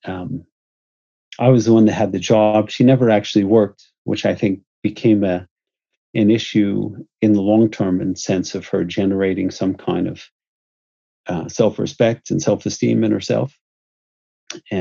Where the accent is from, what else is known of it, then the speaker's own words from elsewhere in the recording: United States; moved away as an adult; also born or lived in Houston / New York / San Francisco / Utah; I'm American